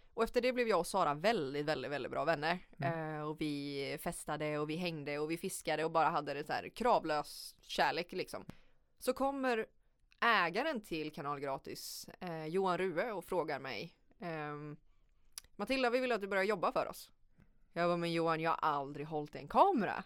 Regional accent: Sweden; som svensk eller vit

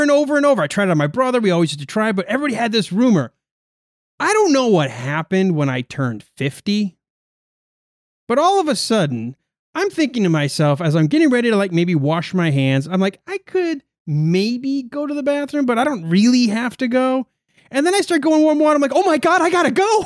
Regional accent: United States; I'm an American

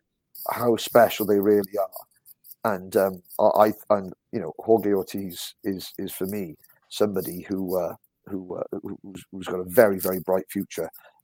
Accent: Wales, United Kingdom; And I'm from Wales

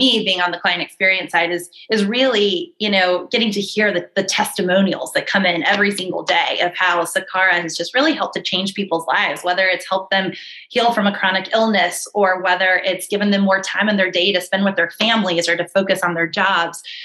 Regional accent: Northern Virginia, United States; accent: Southern; moved away as an adult; also born or lived in Chicago, Illinois; now in New York City, United States; born in Chicago and then moved to the Northern Virginia area, not too far from Roslyn, and lived there most of my life

